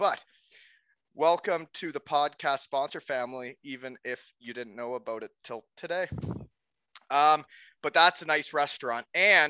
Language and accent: English; Elmira, Ontario, Canada; now in Kincardine, Canada; my group of buddies growing up in Elmira. But now that I'm living in Concardon